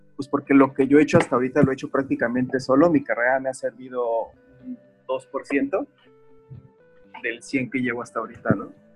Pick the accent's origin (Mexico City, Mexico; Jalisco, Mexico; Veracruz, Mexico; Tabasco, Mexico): Jalisco, Mexico; Guadalajara; moved away as an adult; now in Playa del Carmen, Mexico; soy originario de Guadalajara. Eh, tengo aproximadamente como 10 años viviendo aquí en Playa del Carmen. Pero pues realmente toda mi onda del artista empezó desde Guadalajara, ¿no? Que es donde ahí he estado la gran parte de mi vida, ahí crecí